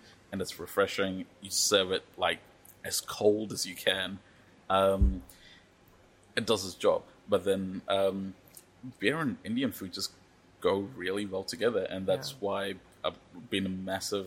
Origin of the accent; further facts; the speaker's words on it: New Zealand; me growing up in New Zealand